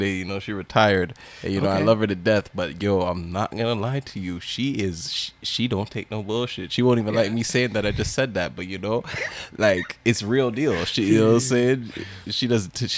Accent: Canada; I'm more Canadian

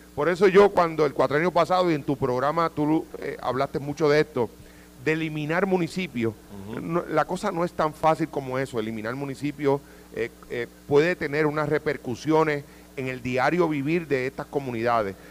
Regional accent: Jayuya, Puerto Rico; yo soy natural de Jayuya

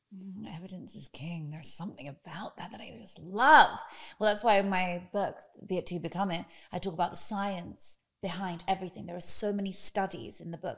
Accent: United Kingdom; now in United States; I've only just become American. I'm British

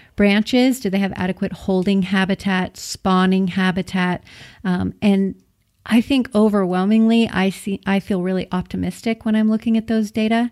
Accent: McKenzie River, Oregon, United States; I grew up on the Mackenzie River in Oregon

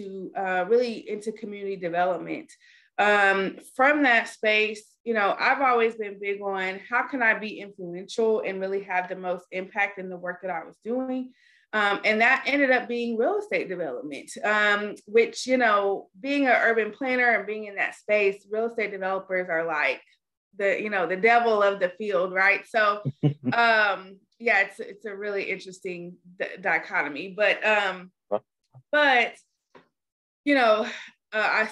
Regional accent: Dallas, Texas, United States; I'm from Dallas, Texas

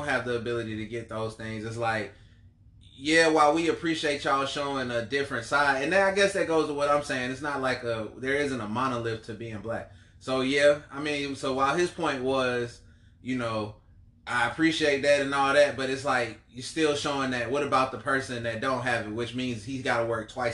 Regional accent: Columbia, South Carolina, United States; I'm from Columbia, South Carolina.

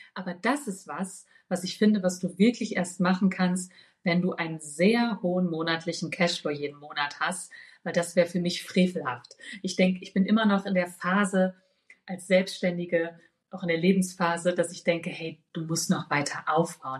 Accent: Ruhr area, North Rhine-Westphalia, Germany; moved away; also born or lived in Berlin; ich komme ja aus dem Ruhrgebiet gebürtig

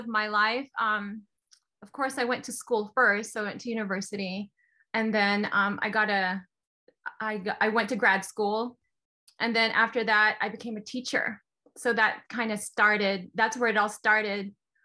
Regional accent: Philippines; moved away as an adult; now in United States; So I'm from the Philippines. And then I went to the US.

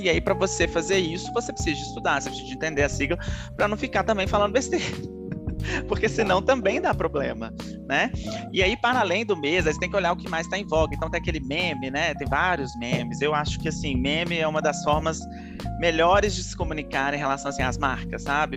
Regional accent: Minas Gerais, Brazil; eu sou mineiro falo muito trem

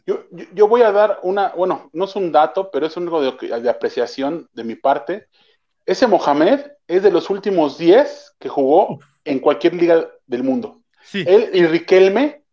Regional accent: Mexico; como mexicano

